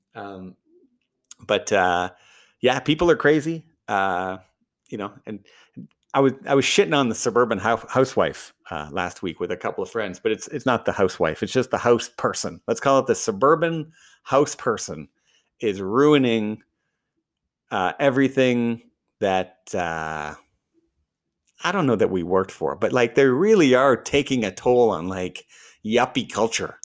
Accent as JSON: {"language": "English", "country": "Canada", "said": "I'm Canadian."}